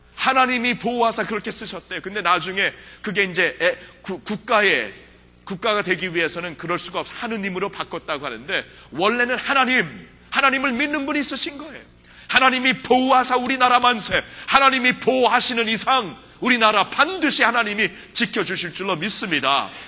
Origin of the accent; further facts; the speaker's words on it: United States; 저는 미국에서 자랐기 때문에